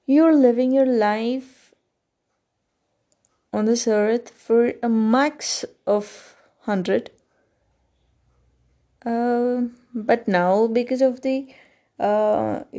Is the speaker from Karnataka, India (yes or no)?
yes; Karnataka, India; first language Kannada; English is a second language; in the next few days, I will release a podcast of the same thing in Kannada, which is my mother tongue.